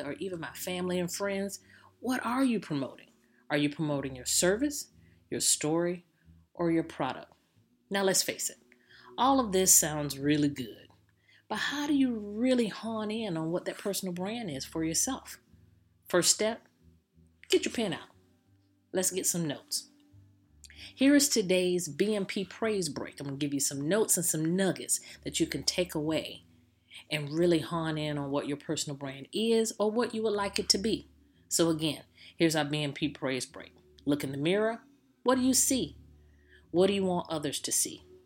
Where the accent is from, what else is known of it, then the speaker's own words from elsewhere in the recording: Jacksonville, Florida, United States; I'm from Jacksonville, Florida